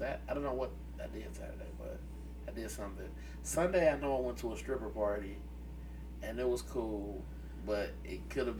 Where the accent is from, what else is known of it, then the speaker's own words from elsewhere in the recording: Cleveland, Ohio, United States; I'm from Cleveland.